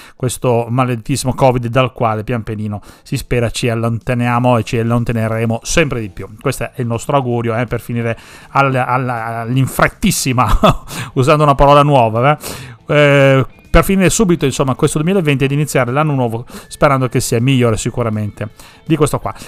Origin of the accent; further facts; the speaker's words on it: Sicily, Italy; now in Parma, Italy; per noi che siamo siciliani